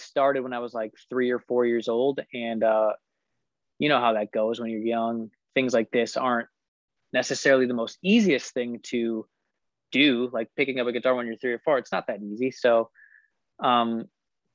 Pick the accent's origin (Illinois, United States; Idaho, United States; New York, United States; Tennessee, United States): Illinois, United States; I was born in Illinois. So I'm still based in Illinois.